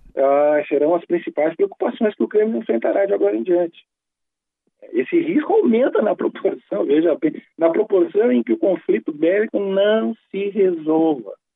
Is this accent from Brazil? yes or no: yes; Brazil; nós que somos brasileiros